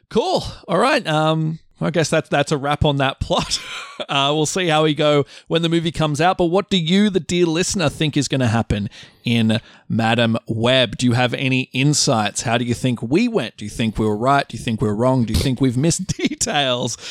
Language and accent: English; Australia; I say bush 'cause I'm Australian